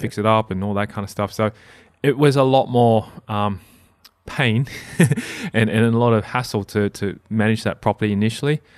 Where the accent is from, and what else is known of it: Australia; English is a second language